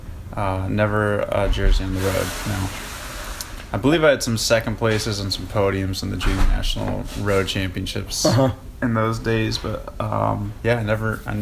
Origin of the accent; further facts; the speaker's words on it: Beverly, Massachusetts, United States; now in Southern California, United States; I grew up in Beverly, Massachusetts, and my whole family's still there